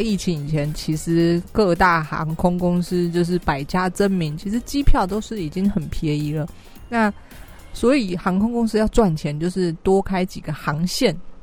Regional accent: Taiwan; 我是台湾人

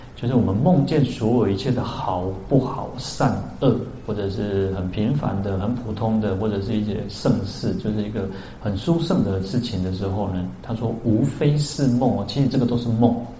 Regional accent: central Taiwan, Taiwan; also born or lived in Kaohsiung; now in Taipei, Taiwan; 我小时候在中部

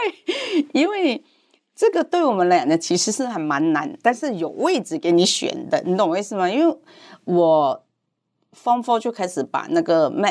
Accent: Hong Kong; Chinese is a second language; moved away as an adult; now in Taiwan; 我是，嗯，我是在香港长大，十八岁的时候才来台湾读书。

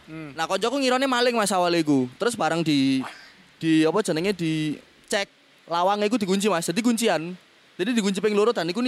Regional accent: Malang, East Java, Indonesia; abis ini gua balik ya soalnya gue arek Malang mas

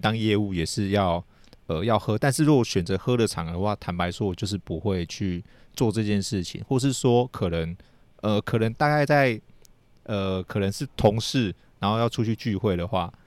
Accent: Taiwan; 其实我们台湾人

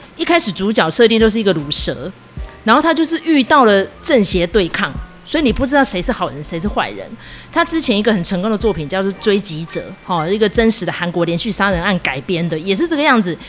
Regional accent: Taiwan; 其实身处在台湾，我们是一个宗教多元的国家

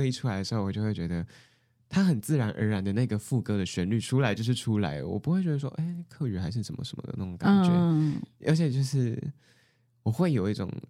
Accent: southern Taiwan, Taiwan; first language Mandarin and Taiwanese Hokkien; 我在家里我跟我妈讲电话都是讲台语。欸、我是南部人。

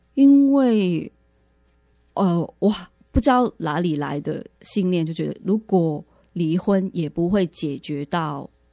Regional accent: Hong Kong; moved away as an adult; now in Taiwan; 其实我是从香港来的

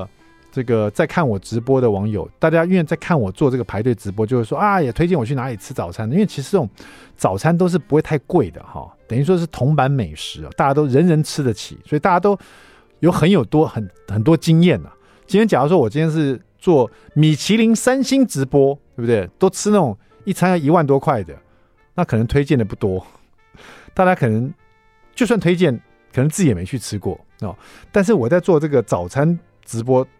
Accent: Hsinchu, Taiwan; 我们也是新竹来的啊，你们也是新竹来的？新竹是美食沙漠，是不是？

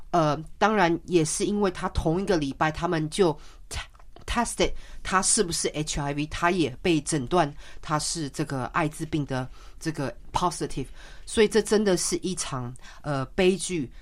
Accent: Taiwan; moved away; 当我小时候基本上是在台湾长大

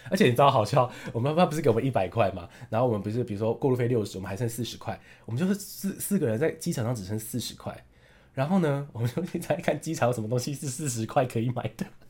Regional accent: Taiwan; also born or lived in Taipei; 我是从台湾来的

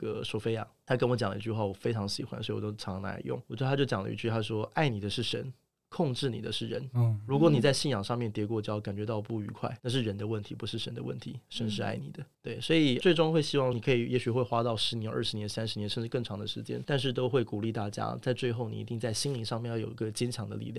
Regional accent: Taiwan; 我觉得台湾很多邪教啊，我都承认啊。我我小时候在这个环境下长大，我神棍看多了

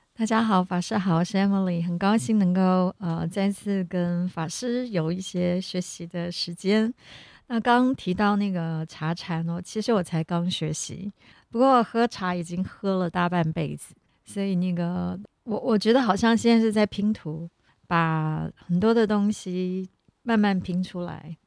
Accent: Taipei, Taiwan; 我小时候是住在，我的娘家在木栅，所以从小就是喝木栅的铁观音，还有温山爆农茶

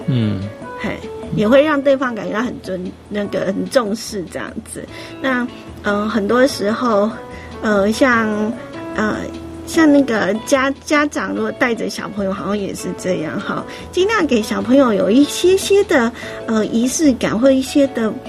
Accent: Yilan County, Taiwan; 我们宜兰老家也都是，就是都会在那个。那个丢点，嗯，又是空地这样子，开始就是拜拜这样子

